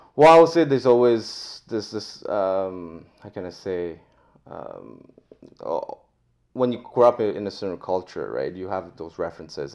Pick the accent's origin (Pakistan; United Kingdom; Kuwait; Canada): Canada; Montreal, Quebec; moved away; also born or lived in France; I was born in France, but I grew up in oh, Montreal